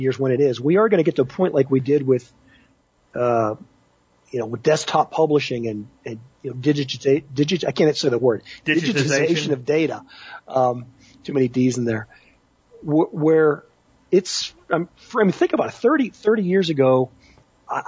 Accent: Pittsburgh, Pennsylvania, United States; where I grew up in Pittsburgh in the 1970s

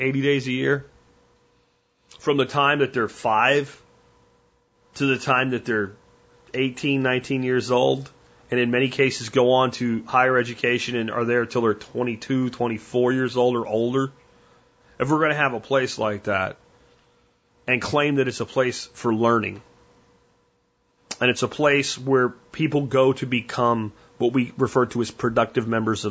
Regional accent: Pennsylvania, United States; also born or lived in Florida; I grew up in Florida before we moved to Pennsylvania

